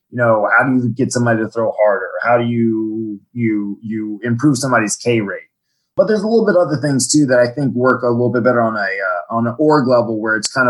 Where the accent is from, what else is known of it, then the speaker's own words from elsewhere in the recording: Virginia, United States; also born or lived in Washington D.C.; I'm from uh, Washington D.C. originally. I grew up on the Virginia side in Fairfax County. I moved around a lot as a kid. I was an army brat, but that's that's where I spent most of my schooling years.